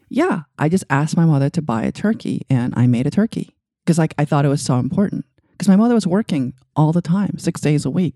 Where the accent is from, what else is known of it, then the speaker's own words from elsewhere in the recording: New York City, New York, United States; English is a second language; also born or lived in Asia; when I was growing up in Queens